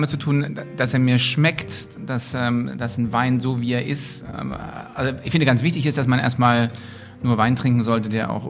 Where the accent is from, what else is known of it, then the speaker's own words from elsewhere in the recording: East Germany, Germany; nun komme ich aus der DDR, nun war das mit den Restaurants und der gastronomischen, äh, gastronomischen Unterhaltungsmöglichkeiten in der DDR so eine Sache.